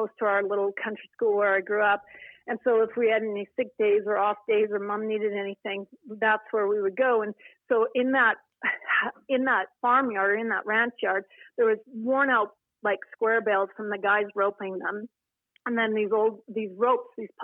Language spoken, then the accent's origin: English; Cochrane, Alberta, Canada; I was raised on acreage near Cochrane, Alberta